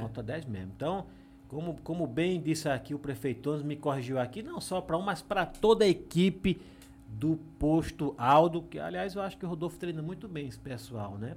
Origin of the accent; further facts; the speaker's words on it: Alagoas, Brazil; moved away; also born or lived in São Paulo; Meu plano A sempre foi aqui na minha terra